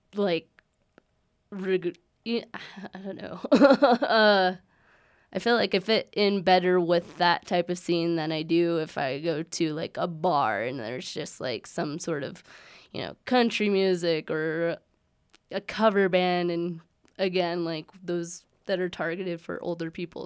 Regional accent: Aztec, New Mexico, United States; also born or lived in Colorado Springs; I've lived there all my life. I was born in Colorado Springs, but my mom's family is all from the Aztec, Farmington, Bloomfield area. So, yeah, graduated there, never lived anywhere else.

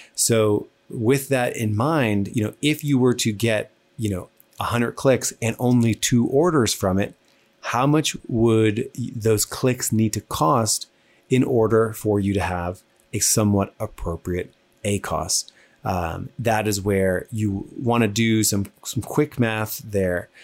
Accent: New Jersey, United States; I talk fast. I'm from New Jersey

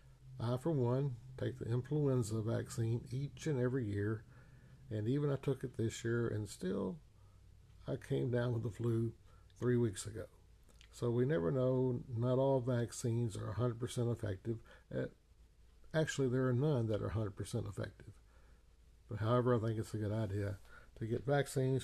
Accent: United States; I was born in the United States of America

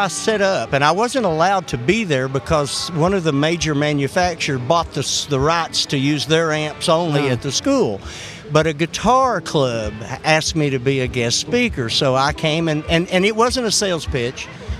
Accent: Houston, Texas, United States; born there; also born or lived in West Virginia / Kentucky; I was born in Houston, Texas, but my dad was in the mining business.

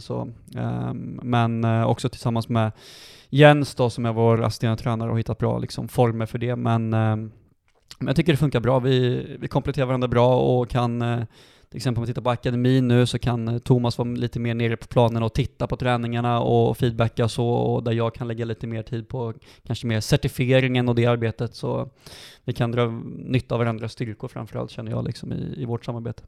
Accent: Dalsland, Västra Götaland, Sweden; now in Sandviken, Sweden; sen så började jag gå tränarutbildningar hemma i Dalsland när jag var 15-16 år

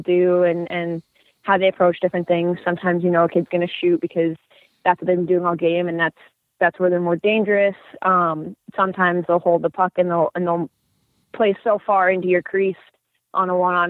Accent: Westchester County, New York, United States; I grew up in Westchester

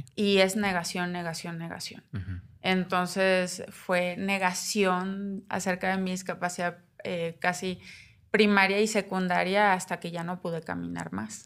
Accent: Navojoa, Sonora, Mexico; moved away as an adult; also born or lived in Puebla; now in Mexico City, Mexico; Yo nací en Nabujoa Sonora, el 86, un 11 de noviembre.

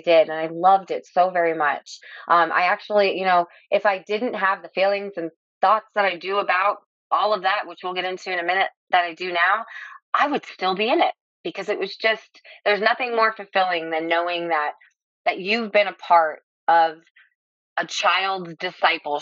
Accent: Lee County, Southwest Florida, United States; I'm actually an eighth generation Floridian. I was born and raised right here in Lee County, and which is in the Southwest Florida area.

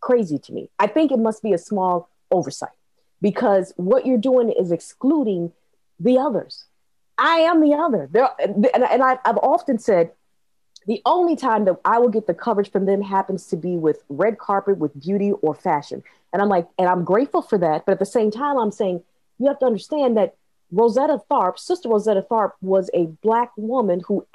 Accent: Minnesota, United States; I grew up in Minnesota

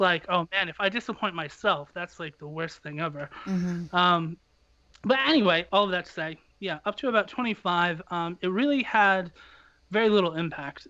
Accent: United States; as an American

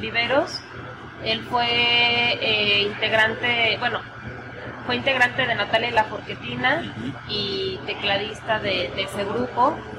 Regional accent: Aguascalientes, Mexico; moved away as an adult; also born or lived in Mexico City; Soy de Aguascalientes, pero viví muchos años en la Ciudad de México. Viví 10 años, allá estudié música y también trabajé por varios años.

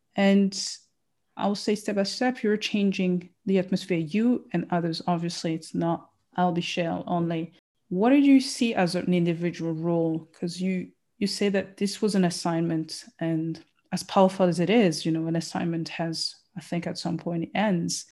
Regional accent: Burundi; I'm from Burundi

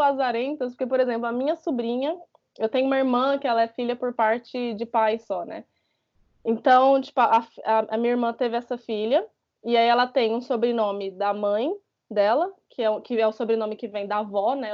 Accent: Brazil; moved away as an adult; Eu saí do Brasil com 21 anos, eu ainda estava na faculdade

